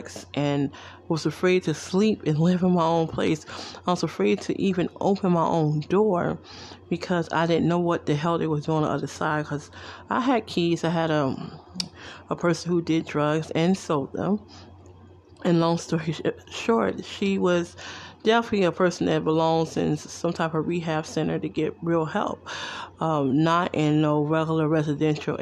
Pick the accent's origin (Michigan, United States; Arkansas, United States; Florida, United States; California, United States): Michigan, United States; Detroit; also born or lived in New Jersey; now in Las Vegas, United States; I'm originally from Detroit, Michigan